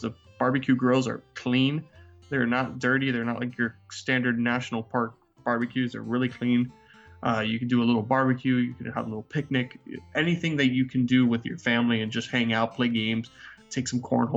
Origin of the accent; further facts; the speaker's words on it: Florida, United States; I'm from Florida.